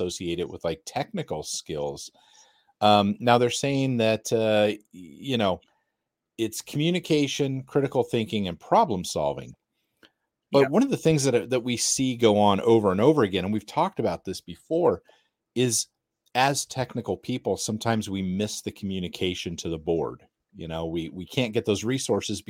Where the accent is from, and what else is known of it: United States